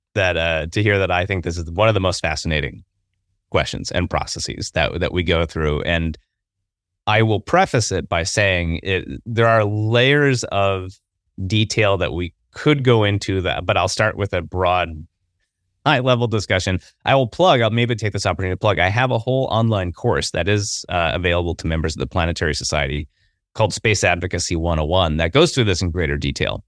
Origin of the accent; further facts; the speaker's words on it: Midwest, United States; I grew up in the Midwest